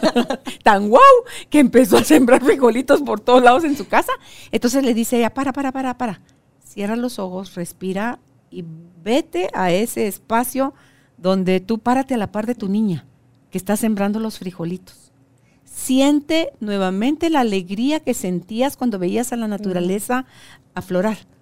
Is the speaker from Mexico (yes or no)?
no; Guatemala; ahora acá en mi país